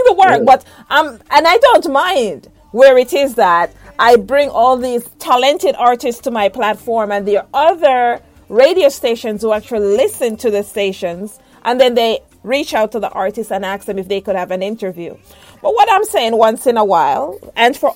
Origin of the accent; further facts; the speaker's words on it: Jamaica; I'm a Jamaican